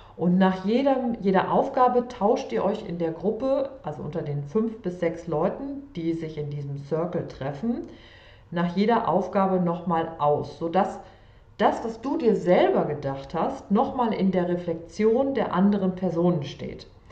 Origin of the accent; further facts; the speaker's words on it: Sauerland, North Rhine-Westphalia, Germany; also born or lived in Cologne; geboren im Sauerland